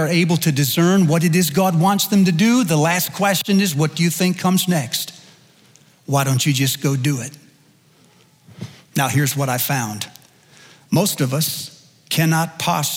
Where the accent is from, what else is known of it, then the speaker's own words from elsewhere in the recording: United States; as an American